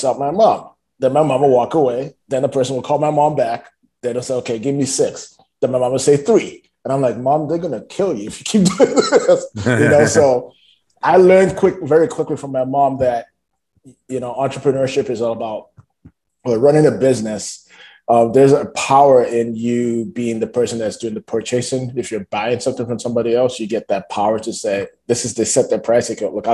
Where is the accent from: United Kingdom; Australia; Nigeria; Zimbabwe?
Nigeria; moved away as an adult; also born or lived in Toronto, Canada; now in Canada; So I only spent like the first 5 years of my life growing up in Toronto. Then I spent the next 15 to 17 years of my life growing up in Nigeria.